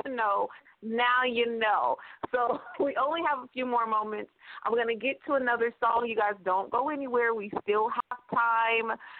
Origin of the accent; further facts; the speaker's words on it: Stockton, California, United States; Stockton, California, my hometown